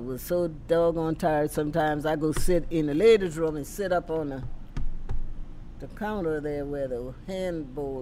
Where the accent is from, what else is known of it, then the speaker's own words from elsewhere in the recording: Louisiana, United States; I'm from Louisiana, and I know how to do Cajun and Creole foods